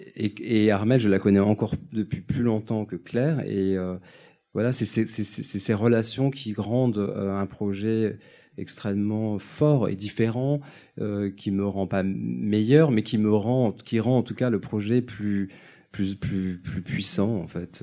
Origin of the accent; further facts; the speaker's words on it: Nice, Provence-Alpes-Côte d'Azur, France; Je suis niçois